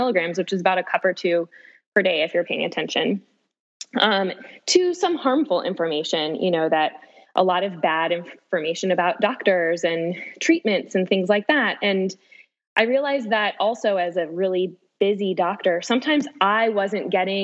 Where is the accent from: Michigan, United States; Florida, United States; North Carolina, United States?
Florida, United States; moved away as an adult; also born or lived in Washington, D.C. / Nashville; now in St. Louis, United States; I was born and raised in Florida.